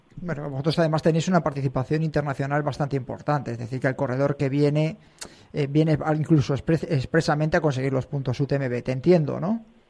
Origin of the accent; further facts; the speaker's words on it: Sanabria, Castile and León, Spain; Sanabria sí es la carrera de mi pueblo